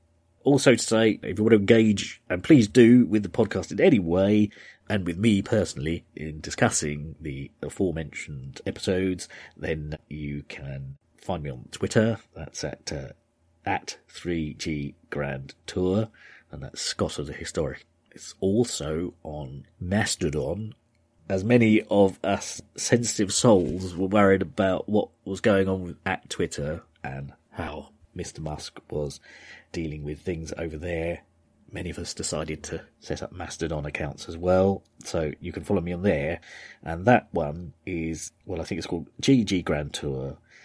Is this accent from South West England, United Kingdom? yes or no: no; Yorkshire and the Humber, United Kingdom; So, I'm from Yorkshire.